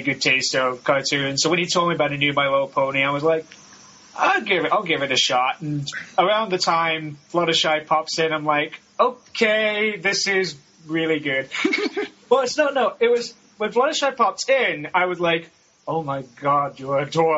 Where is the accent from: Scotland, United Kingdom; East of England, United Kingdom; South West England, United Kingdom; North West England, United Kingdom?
Scotland, United Kingdom; I'm from Scotland